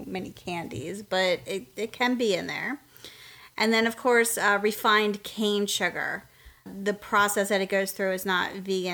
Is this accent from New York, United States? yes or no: no; Pennsylvania, United States; moved away as an adult; now in Southern United States; we're originally from Pennsylvania